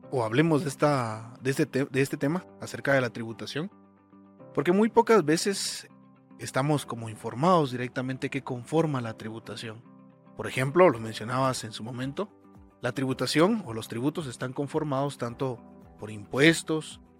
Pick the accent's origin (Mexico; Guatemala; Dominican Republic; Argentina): Guatemala; Creo que como guatemaltecos, en más de una ocasión nos hemos hecho esta pregunta, ¿para qué sirven los impuestos? En Guatemala, en la actualidad, existen dos clases de impuestos